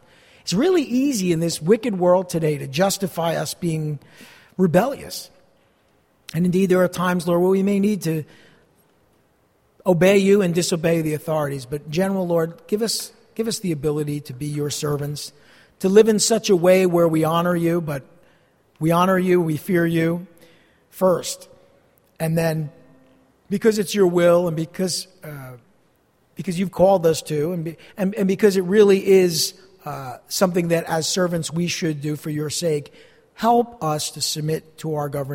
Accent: East Rutherford, New Jersey, United States; also born or lived in Montclair, New Jersey; I grew up here in East Rutherford, not far from here, a couple miles away

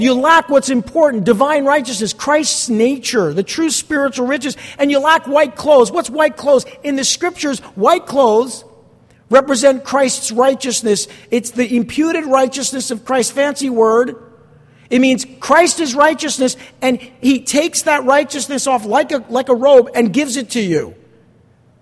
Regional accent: East Rutherford, New Jersey, United States; moved away; I grew up across the river right there in East Rutherford

